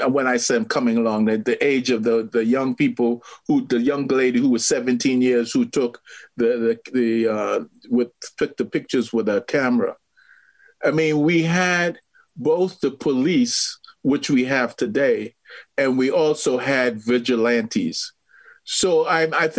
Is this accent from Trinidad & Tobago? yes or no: yes; Trinidad & Tobago; I grew up in Trinidad